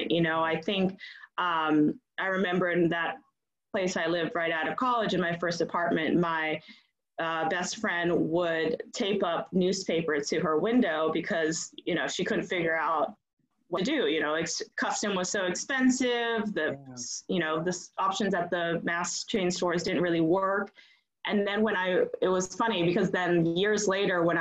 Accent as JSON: {"language": "English", "region": "Bangkok", "country": "Thailand", "tie": "born or raised there", "said": "I grew up abroad. I grew up in Bangkok. My mother was Thai. My father was from is from Boston, a New Englander."}